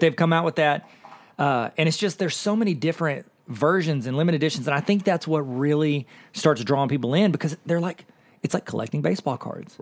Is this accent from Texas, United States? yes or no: no; Akron, Ohio, United States; We're both kids from Akron